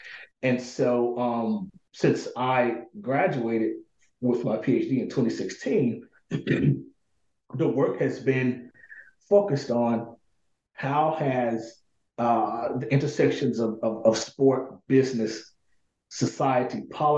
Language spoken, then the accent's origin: English; Pine Bluff, Arkansas, United States; So I was born and raised in this city called Pine Bluff, Arkansas. Predominantly Black city